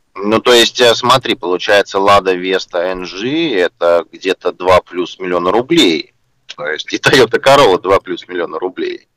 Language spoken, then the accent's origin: Russian; Russia; что мы, там из России приехали, да, все-таки у нас э, свои языковые особенности